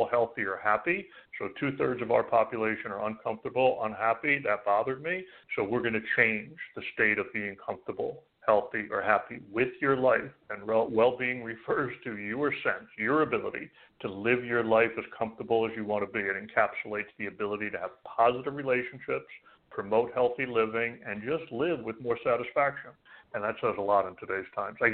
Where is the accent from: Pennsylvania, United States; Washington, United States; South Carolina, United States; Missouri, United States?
Pennsylvania, United States; Philadelphia; moved away as an adult; also born or lived in New York / New Jersey; now in Arizona, United States; You're born and raised in Philadelphia, and most of my adult working life, New York, New Jersey. So I kept the 201